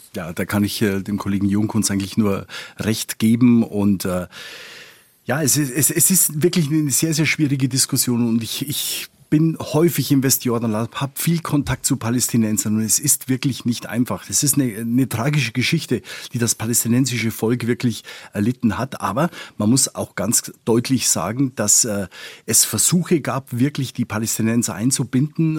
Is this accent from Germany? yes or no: no; Spain; now in Tel Aviv, Israel; ich bin Spanier